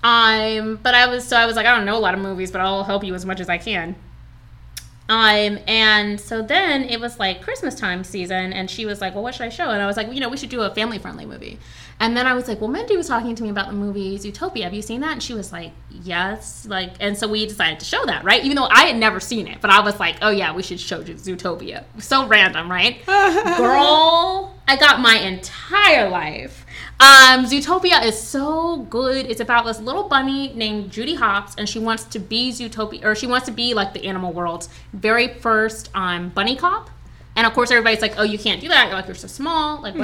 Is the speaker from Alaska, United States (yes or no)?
no; Alexandria, Virginia, United States; I grew up in Alexandria, Virginia.